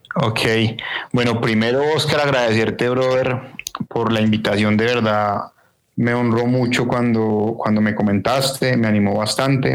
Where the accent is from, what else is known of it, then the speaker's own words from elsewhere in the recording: Bogotá, Colombia; me crié en Bogotá